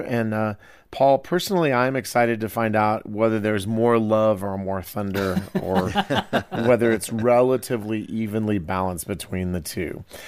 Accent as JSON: {"language": "English", "region": "Iowa", "country": "United States", "tie": "born or raised there", "said": "Growing up in Iowa"}